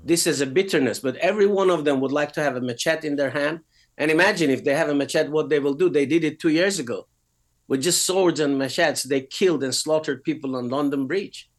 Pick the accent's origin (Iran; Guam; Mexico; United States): Iran; moved away as an adult; also born or lived in United Kingdom; I was born in Iran, and at the age of six, I had a absolutely glorious vision of Christ